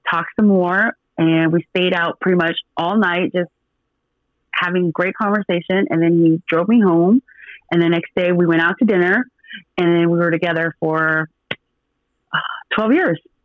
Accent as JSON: {"language": "English", "town": "Portland", "region": "Oregon", "country": "United States", "also_born_or_lived": "Washington", "moved": "yes", "lives_now": "Dallas, United States", "said": "I'm from Portland, and I lived in Washington for I got 12, 13 years of my life. I was in Washington before I moved to Dallas, but I'm originally from Portland, Oregon"}